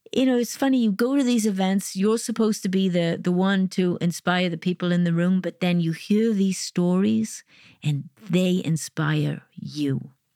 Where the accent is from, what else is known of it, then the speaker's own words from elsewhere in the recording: Wales, United Kingdom; now in Detroit, United States; I grew up in Wales